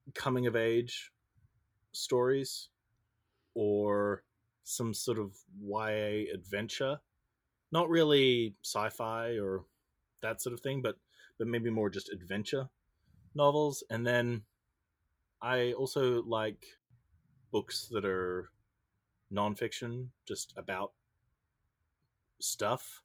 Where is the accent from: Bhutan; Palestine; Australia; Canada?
Australia; Brisbane, Queensland; moved away; I'm from Brisbane, Australia